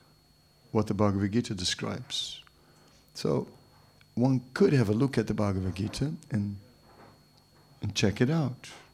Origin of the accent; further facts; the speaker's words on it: Amsterdam, North Holland, Netherlands; I'm from Amsterdam